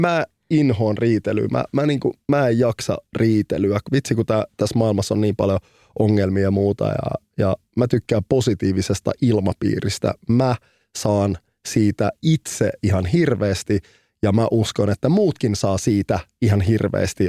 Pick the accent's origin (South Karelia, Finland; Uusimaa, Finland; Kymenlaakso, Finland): Uusimaa, Finland; Helsinki; Mä oon kasvanut keskellä keskustaa Punavuoressa, eli Rööperissä.